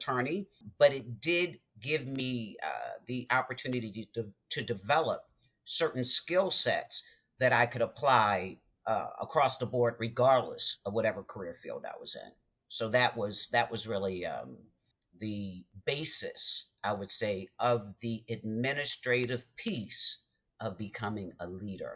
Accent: Baltimore, Maryland, United States; I'm from Baltimore

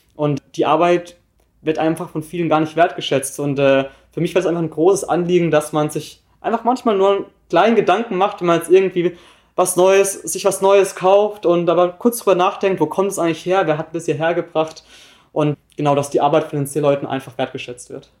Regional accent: Wittenweier, Baden-Württemberg, Germany; moved away as an adult; now in Hamburg, Germany; komme aus Wittenweier. Das ist ein kleines Dorf in der Nähe von Freiburg im Breisgau, also ich komme ganz aus dem Süden

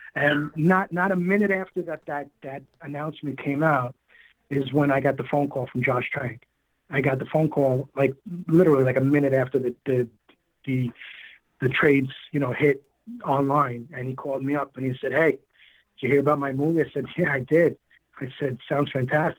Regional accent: New York City, New York, United States; I was born and raised in Queens

